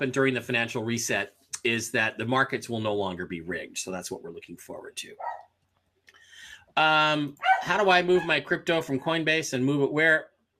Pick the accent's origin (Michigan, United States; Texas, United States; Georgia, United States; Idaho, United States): Michigan, United States; you know, I'm from Michigan and I was upset when I found out about the not valid signatures.